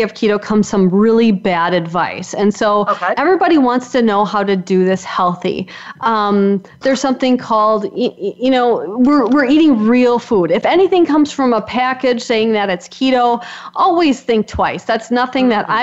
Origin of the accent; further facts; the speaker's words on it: Wisconsin, United States; I'm from Wisconsin, so if you can't tell with my accent, this is a dairy state